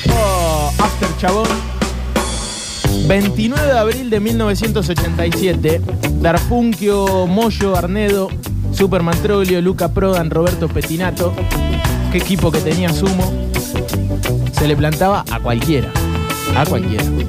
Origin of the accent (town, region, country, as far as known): Argentina